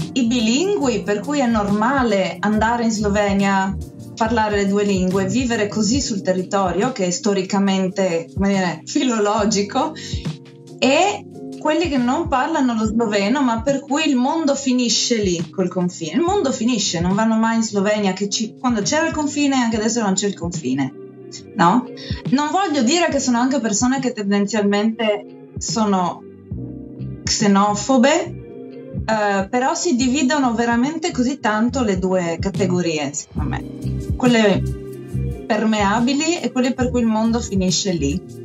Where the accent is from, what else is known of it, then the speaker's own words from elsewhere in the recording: Gorizia, Friuli-Venezia Giulia, Italy; moved away as an adult; also born or lived in Tuscia, Viterbo; sono nata a Gorizia sul confine sloveno